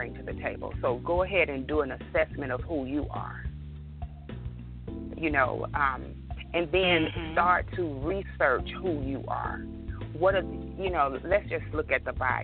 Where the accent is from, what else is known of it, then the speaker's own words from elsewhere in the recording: York, Alabama, United States; I'm from a very, very small town, as you know, I stated with you. I'm from York, Alabama